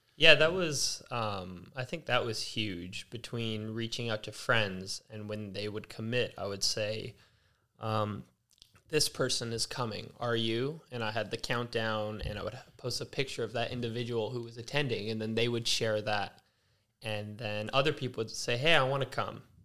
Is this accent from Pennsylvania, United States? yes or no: no; Los Angeles, California, United States; now in Culver City, United States; born and raised in Las Feliz, uh, recently, this past year, moved to Culver City